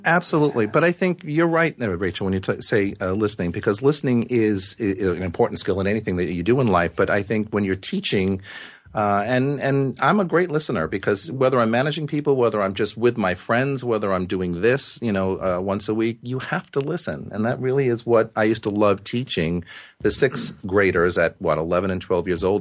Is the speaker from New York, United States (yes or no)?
yes; Yonkers, New York, United States; also born or lived in Carmel, New York; I was born in Yonkers, which is a large city just north of Manhattan.